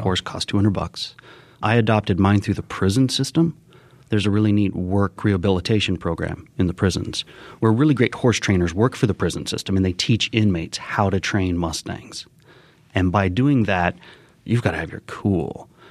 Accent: Colorado Springs, Colorado, United States; also born or lived in Argentina; I grew up in Colorado Springs

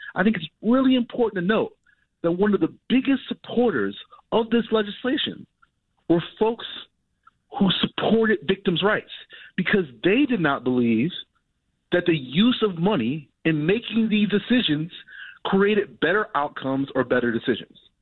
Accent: Chicago, Illinois, United States; I grew up as a Chicagoan, a Southsider

